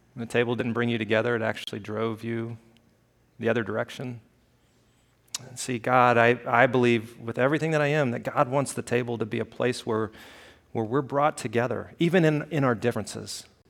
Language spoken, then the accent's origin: English; Alabama, United States; moved away; I grew up in Alabama